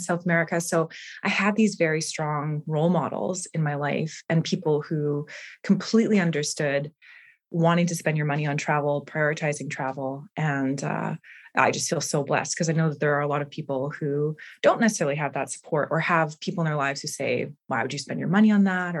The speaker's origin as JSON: {"language": "English", "town": "Winnipeg", "region": "Manitoba", "country": "Canada", "said": "traveling from Winnipeg, Manitoba"}